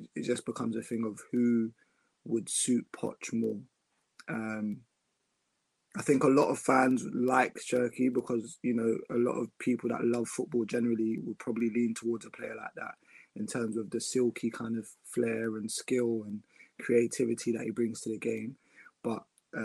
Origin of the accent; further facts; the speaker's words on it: Ghana; I'm Ghanaian